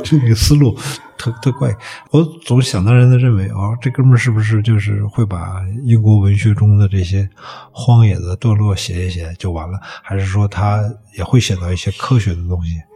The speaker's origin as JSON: {"language": "Chinese", "area": "Hepingli", "region": "Beijing", "country": "China", "tie": "born or raised there", "said": "我原来在那个和平里那儿展的那个画面，我们一般附近有一个一片农田，就是叫太阳公公社"}